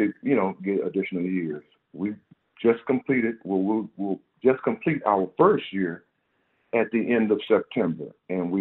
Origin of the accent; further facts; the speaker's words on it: Houston, Texas, United States; I'm from Third Ward.